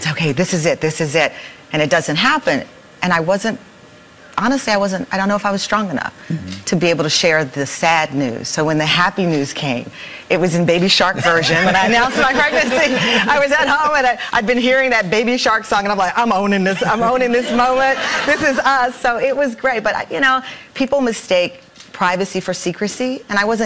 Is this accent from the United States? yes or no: yes; Luling, Texas, United States; I'm from Luling, Texas